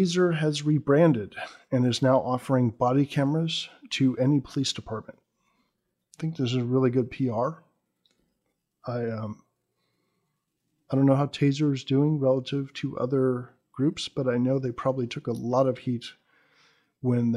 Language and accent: English; United States; as an American